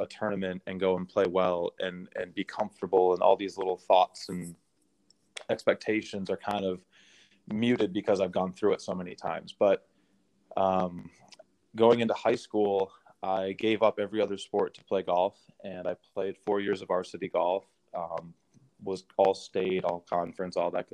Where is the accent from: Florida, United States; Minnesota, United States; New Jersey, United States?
Minnesota, United States; moved away; I grew up in Minnesota